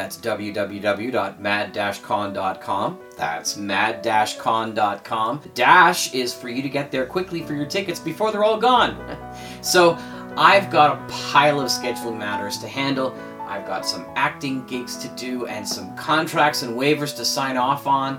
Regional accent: Canada; being a Canadian

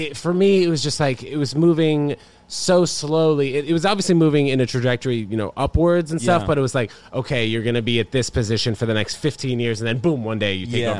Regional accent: New York City, New York, United States; also born or lived in New Brunswick, New Jersey; grew up in Manhattan

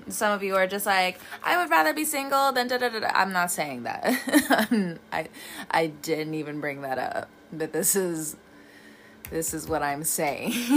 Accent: California, United States; moved away; also born or lived in the South (US); I'm from California, the one version of California. I get it, but I've also lived in the South for a very long time

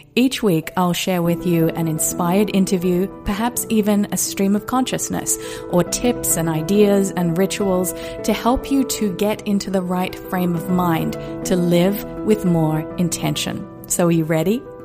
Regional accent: Whanganui, Manawatū-Whanganui, New Zealand; moved away; I was born in Wanganui, New Zealand at nine thirty A M

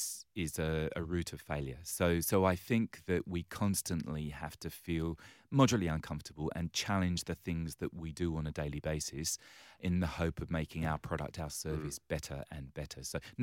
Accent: England, United Kingdom; now in Australia; And yes, you might pick from my accent that I originally hail from the other side

